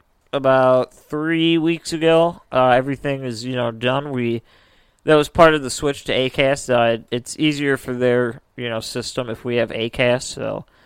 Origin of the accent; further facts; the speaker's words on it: Midwest, United States; that's our Midwestern opinion.